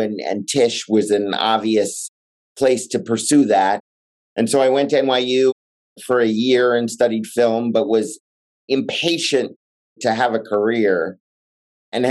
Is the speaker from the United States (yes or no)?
yes; Los Angeles, California, United States; I grew up in Los Angeles